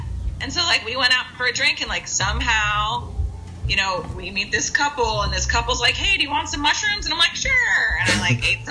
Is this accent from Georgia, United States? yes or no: no; South Florida, United States; moved away; I grew up in South Florida